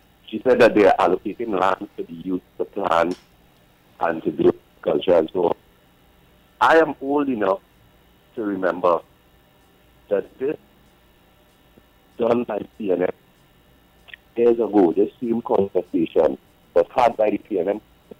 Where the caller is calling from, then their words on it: New York, United States; Good morning. I'm calling from New York.